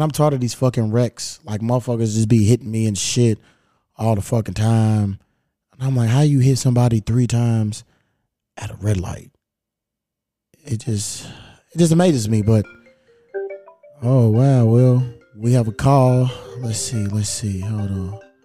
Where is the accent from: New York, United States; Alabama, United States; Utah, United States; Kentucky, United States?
Kentucky, United States; now in Los Angeles, United States; I'm from Kentucky